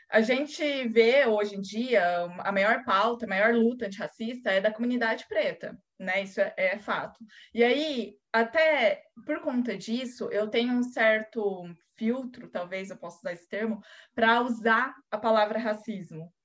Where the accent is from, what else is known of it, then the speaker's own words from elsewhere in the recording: Londrina, Paraná, Brazil; sou aqui de Londrina, Paraná